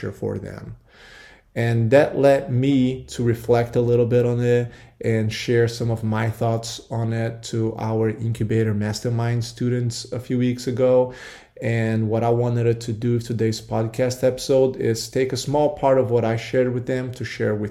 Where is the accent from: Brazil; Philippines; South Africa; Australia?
Brazil; now in United States; growing up in Brazil, we really didn't have Halloween